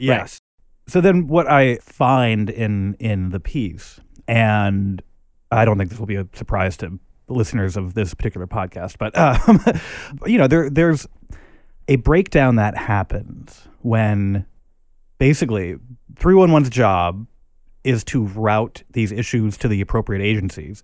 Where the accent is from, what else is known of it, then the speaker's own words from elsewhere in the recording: Minneapolis, Minnesota, United States; now in New York, United States; I grew up in Minneapolis